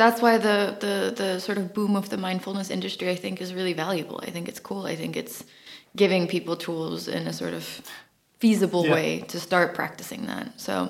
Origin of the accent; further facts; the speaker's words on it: Lapland, Finland; also born or lived in California, United States; I grew up half in the Finnish Lapland and half in California.